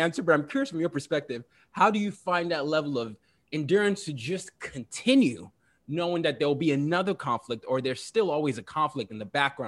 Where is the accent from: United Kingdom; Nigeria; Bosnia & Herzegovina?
Nigeria; now in United States; I'm from Nigeria, and we're getting ready for some elections